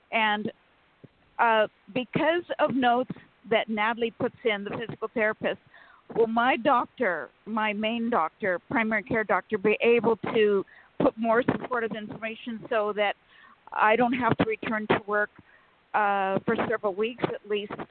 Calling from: Sacramento, California, United States

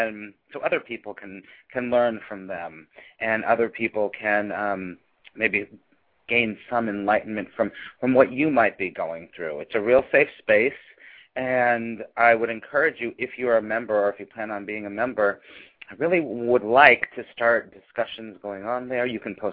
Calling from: New York City, New York, United States; I am calling from New York City, as I always do.

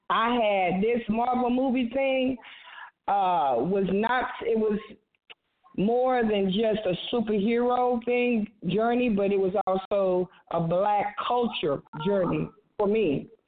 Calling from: Savannah, Texas, United States; I'm calling from Savannah, Texas. Uh, this is … Steph's oldest sister.

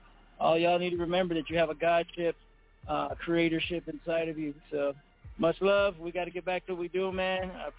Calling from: Phoenix, Arizona, United States

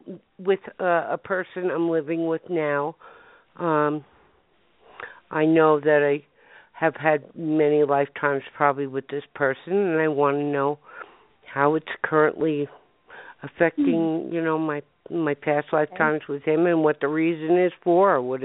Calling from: Denver, Colorado, United States

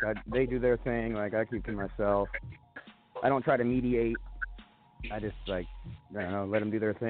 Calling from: Sandpoint, Idaho, United States; Yo, I'm calling from Sandpoint, Idaho.

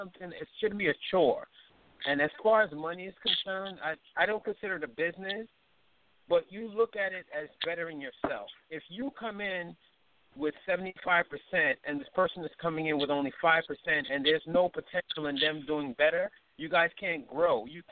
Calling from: New York, United States; I'm calling from New York.

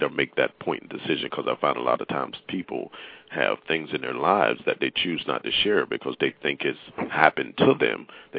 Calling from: New York City, New York, United States; also born or lived in Long Island; I'm calling from New York City.

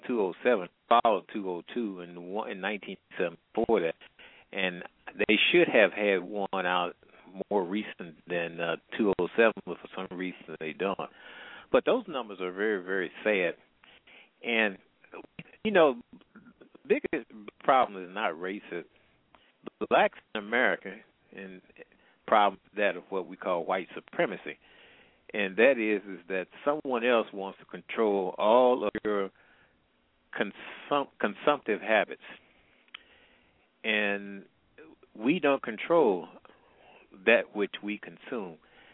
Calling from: St. Louis, Missouri, United States; I'm calling from the Midwest.

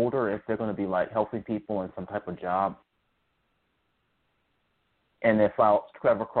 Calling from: Charlottesville, Virginia, United States; I'm calling from Virginia.

